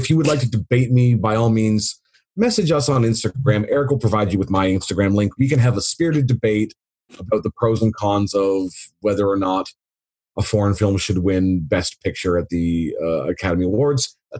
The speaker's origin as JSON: {"language": "English", "country": "Canada"}